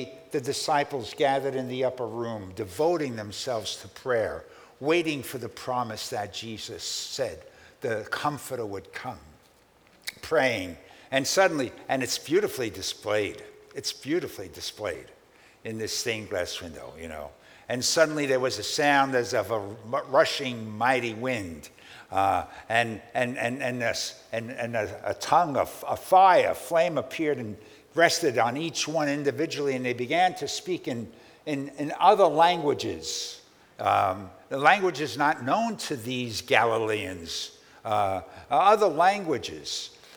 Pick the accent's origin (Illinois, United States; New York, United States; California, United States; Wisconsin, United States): New York, United States; New York City; a boy growing up in Brooklyn